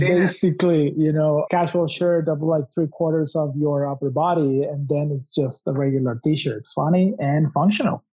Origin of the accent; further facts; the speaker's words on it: Mexico City, Mexico; I come from Mexico City